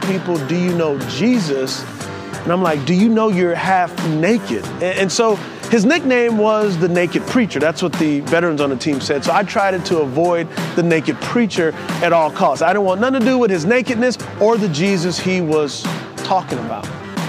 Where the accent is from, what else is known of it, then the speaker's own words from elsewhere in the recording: San Antonio, Texas, United States; I grew up in San Antonio, Texas